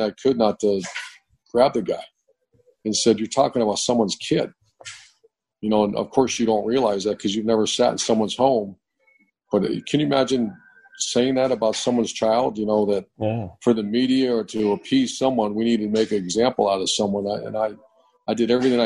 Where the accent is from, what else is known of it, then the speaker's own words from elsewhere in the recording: Cleveland, Ohio, United States; moved away as an adult; also born or lived in Pittsburgh, Pennsylvania / Utah / Florida; I grew up in Cleveland area, in Cleveland and Pittsburgh, that whole northeastern Ohio, western PA area